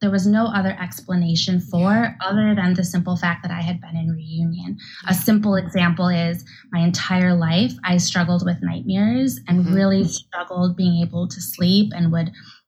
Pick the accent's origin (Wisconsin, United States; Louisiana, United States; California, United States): Wisconsin, United States; Milwaukee; also born or lived in Santiago, Chile; I was born in Santiago, Chile, and raised in Milwaukee, Wisconsin by a Jewish family.